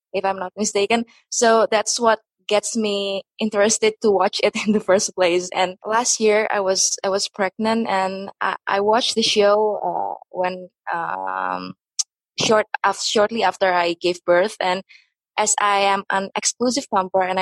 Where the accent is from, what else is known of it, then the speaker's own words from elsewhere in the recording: Indonesia; first language Indonesian; English is a second language; I'm from Indonesia, so most of the videos in my channel are in my mother language in Indonesia